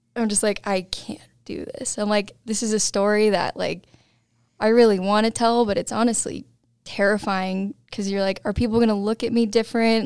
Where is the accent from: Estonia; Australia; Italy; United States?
United States; East Helena, Montana; moved away; also born or lived in Colorado; I grew up in Montana.